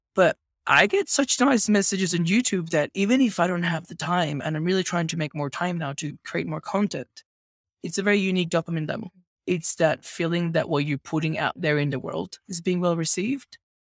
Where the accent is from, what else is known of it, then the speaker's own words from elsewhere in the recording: Venezuela; where I grew up in Venezuela